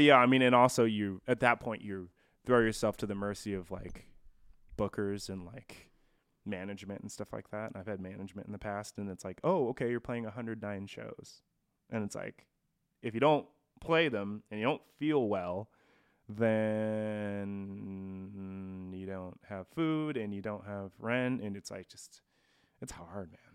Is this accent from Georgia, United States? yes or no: no; Post Falls, Idaho, United States; born or raised there; also born or lived in Coeur d'Alene, Idaho; now in Spokane, United States